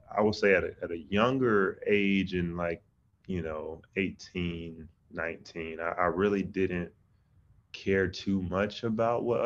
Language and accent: English; Atlanta, Georgia, United States; I grew up in Atlanta